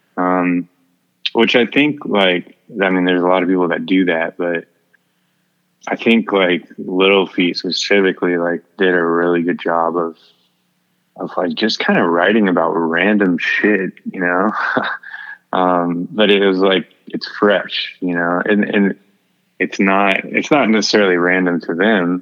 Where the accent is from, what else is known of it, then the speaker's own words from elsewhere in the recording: Houston, Texas, United States; I'm from Houston